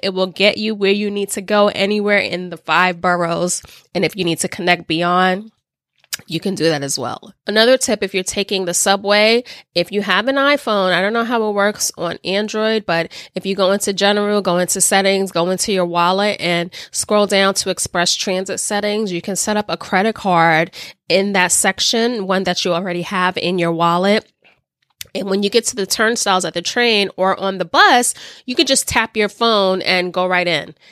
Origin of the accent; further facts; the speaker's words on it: New York City, New York, United States; I am a born and bred New Yorker. I am from the Bronx.